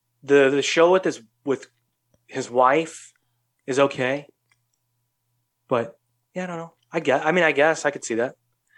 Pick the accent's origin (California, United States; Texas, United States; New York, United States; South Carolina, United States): New York, United States; New York City; I grew up in New York City. I grew up around different cultures, you know.